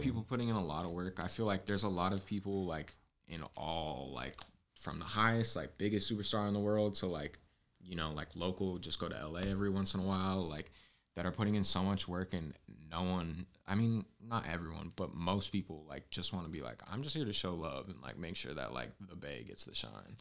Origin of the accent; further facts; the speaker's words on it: Southern California, United States; now in San Francisco Bay Area, United States; I'm from SoCal, but it's the Bay Area, Bay